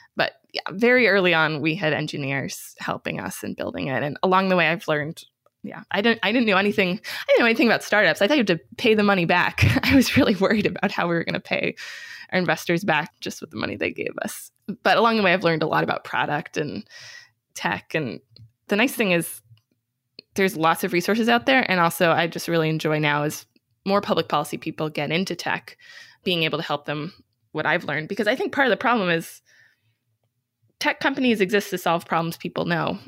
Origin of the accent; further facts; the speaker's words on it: outside of Boston, Massachusetts, United States; I grew up outside of Boston